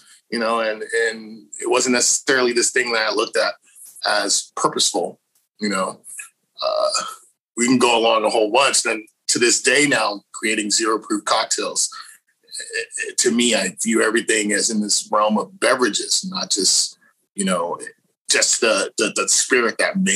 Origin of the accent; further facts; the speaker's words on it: Houston, Texas, United States; moved away as an adult; now in Austin, United States; I was originally from Houston, Texas. I've been here in Austin for about 10 years now